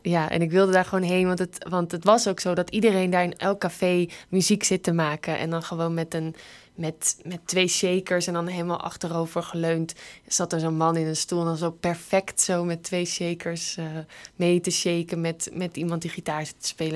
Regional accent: Netherlands; Wij zijn natuurlijk gewend dat we alles kunnen maken als Nederlanders

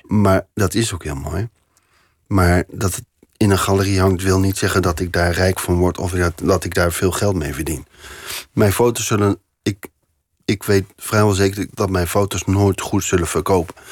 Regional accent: Veenendaal, Utrecht, Netherlands; moved away as an adult; also born or lived in Doorwerd / Amsterdam; now in Paris, France; En later zijn we als gezin zijn we verhuisd naar Veenendaal. En daar ben ik opgegroeid

